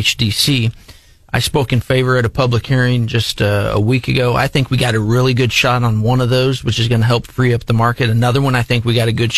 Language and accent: English; Jefferson City, Missouri, United States; also born or lived in Moberly, Missouri; back in my hometown